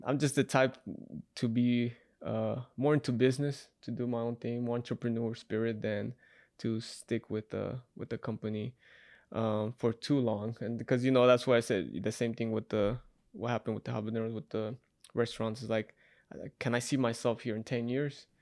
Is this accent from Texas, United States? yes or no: no; Utah, United States; moved away as an adult; also born or lived in Salt Lake City, Utah / Ogden, Utah / Moab, Utah; now in Las Vegas, United States; I'm from Utah